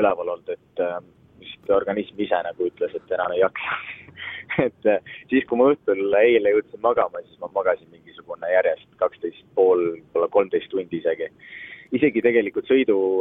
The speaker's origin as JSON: {"language": "Estonian", "country": "Estonia", "said": "ma tõesti olen esimene eestlane"}